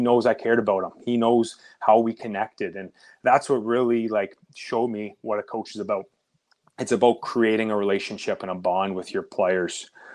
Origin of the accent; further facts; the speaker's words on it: Oakville, Ontario, Canada; I grew up in Oakville, Ontario, which is about thirty minutes outside Toronto